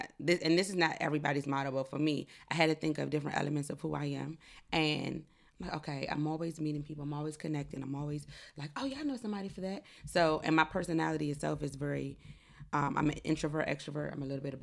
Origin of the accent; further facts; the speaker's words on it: DMV area, United States; also born or lived in North Carolina; I was from North Carolina. Grew up in the DMV area